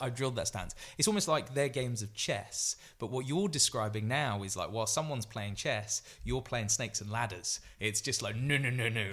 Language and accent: English; Grantham, East Midlands, United Kingdom; I'm obviously from Grantham